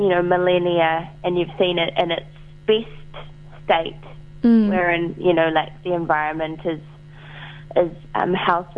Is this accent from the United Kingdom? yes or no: no; Wellington, New Zealand; I'm in Wellington, my hometown